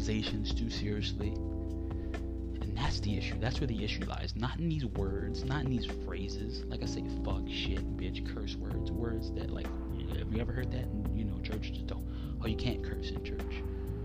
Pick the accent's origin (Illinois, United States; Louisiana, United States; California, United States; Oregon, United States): Louisiana, United States; New Orleans; I'm from New Orleans